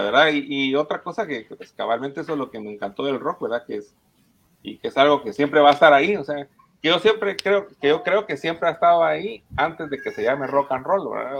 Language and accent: Spanish; Guatemala; nosotros venimos de Guatemala